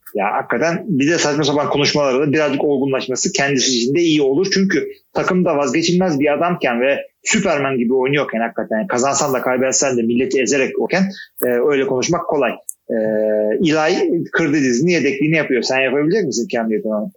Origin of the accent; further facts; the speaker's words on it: Istanbul, Turkey; moved away as an adult; also born or lived in Artvin; now in Ankara, Turkey; İstanbul'da doğdum büyüdüm ama 20 senedir de ben ne 20 senesi? 15 senedir de Ankara'da oturuyorum